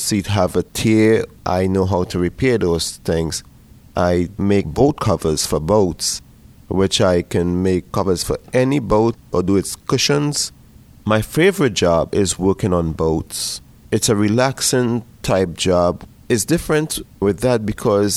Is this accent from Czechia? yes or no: no; Trinidad & Tobago; moved away as an adult; now in Pittsburgh, United States; I was born in the island of Trinidad and Tobago in the Caribbean